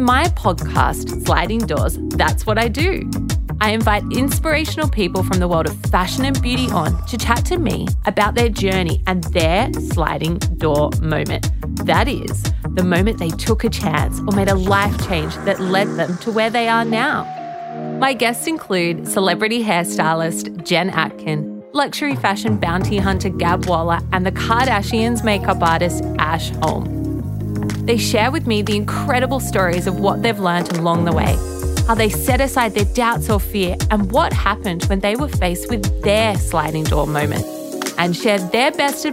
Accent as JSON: {"language": "English", "country": "Australia", "said": "I'm Australian influencer, entrepreneur, and beauty brand founder"}